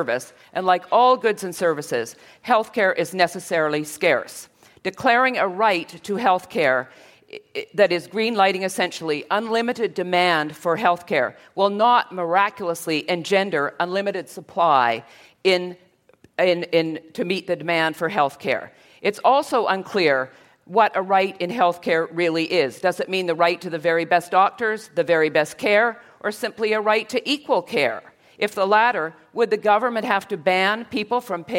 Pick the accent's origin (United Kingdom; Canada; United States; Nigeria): Canada; I am Canadian. I have doctors in my family